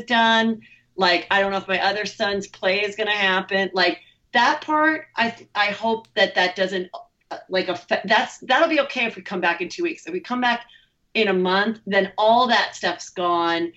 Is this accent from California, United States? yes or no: yes; the Valley, California, United States; I grew up here. I bought the house next to my parents.